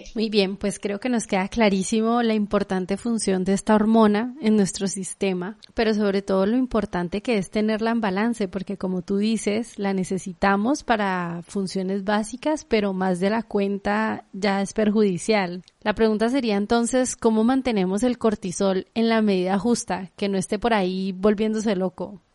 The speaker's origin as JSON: {"language": "Spanish", "town": "Guadalajara", "region": "Jalisco", "country": "Mexico", "tie": "born or raised there", "moved": "yes", "said": "yo crecí en Guadalajara"}